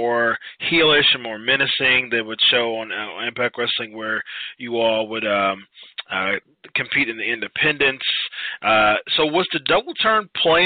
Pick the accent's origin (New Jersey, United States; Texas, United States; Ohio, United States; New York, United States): Ohio, United States; Born and raised in Ohio, still live in Ohio